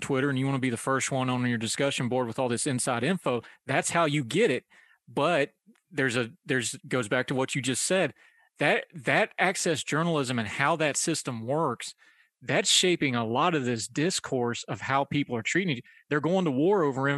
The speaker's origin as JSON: {"language": "English", "region": "West Virginia", "country": "United States", "said": "I'm from West Virginia."}